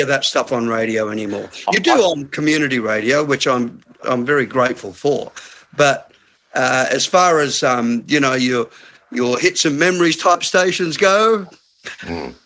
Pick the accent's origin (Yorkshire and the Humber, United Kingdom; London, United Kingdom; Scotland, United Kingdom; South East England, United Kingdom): Scotland, United Kingdom; Glasgow; moved away; I'm from Glasgow